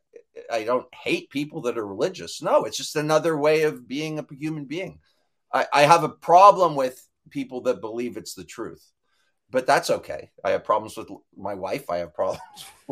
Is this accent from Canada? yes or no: yes; Toronto, Ontario, Canada; I grew up near Maple Leaf Gardens